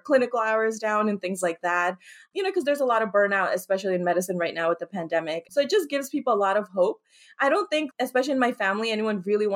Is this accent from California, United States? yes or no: no; Paterson, New Jersey, United States; I grew up in Paterson, New Jersey.